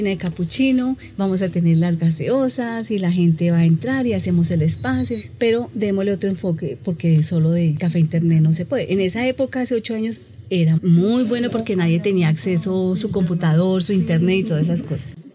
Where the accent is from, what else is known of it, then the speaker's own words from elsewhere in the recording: Bogotá, Colombia; also born or lived in Ipiales, Nariño; Yo nací en Ipiales, Nariño, pero tenía tres años cuando me trajeron a Bogotá.